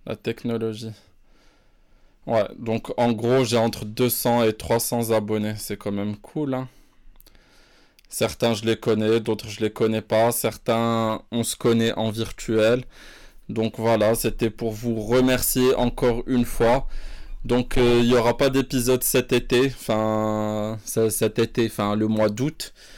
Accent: Morocco; je suis né, j'ai vécu au Maroc

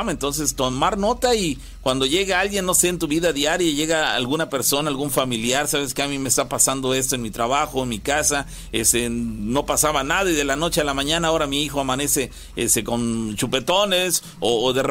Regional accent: Córdoba, Veracruz, Mexico; Bueno, yo soy de Córdoba y siempre me han pasado cosas extrañas.

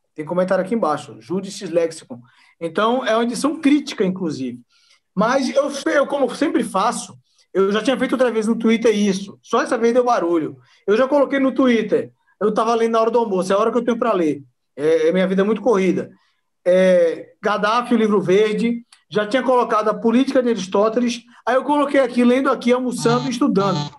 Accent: Northeast Region, Brazil; eu sou nordestino, pô. Sou nordestino mestiço

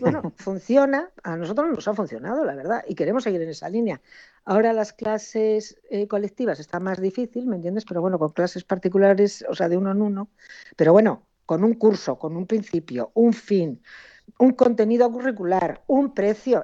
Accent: Cáceres, Extremadura, Spain; now in Galicia, Spain; Yo soy de Cáceres

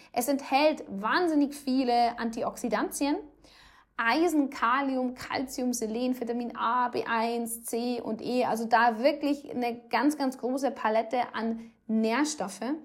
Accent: Rosenheim, Bavaria, Germany; bei uns in Rosenheim

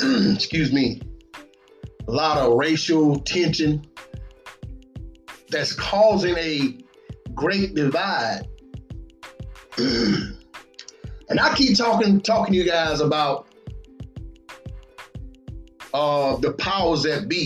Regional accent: Batesburg-Leesville, South Carolina, United States; all my folks right here in my hometown, Batesburg, Leesville

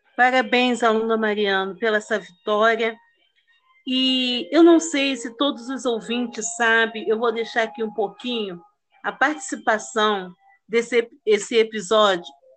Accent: Rio de Janeiro, Brazil; nós que somos do Rio de Janeiro

